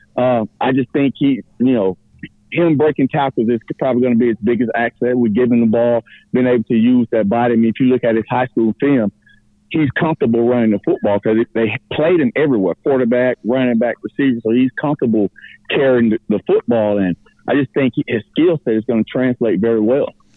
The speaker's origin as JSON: {"language": "English", "region": "rural middle Georgia", "country": "United States", "said": "being from rural middle Georgia, if I'm not from Gwinnett"}